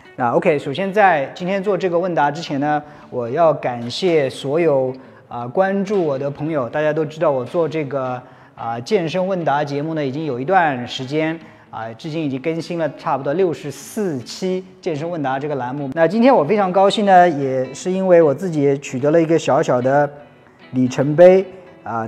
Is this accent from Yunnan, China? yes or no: no; Jiangsu, China; moved away; 我是回老家度过。那我的老家呢，在江苏